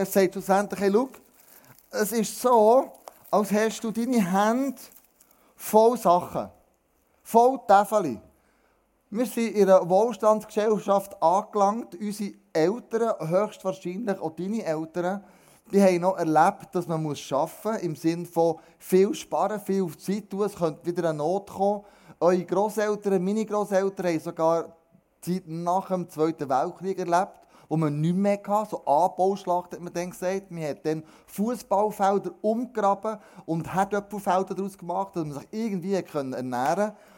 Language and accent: German; Switzerland; wir Schweizer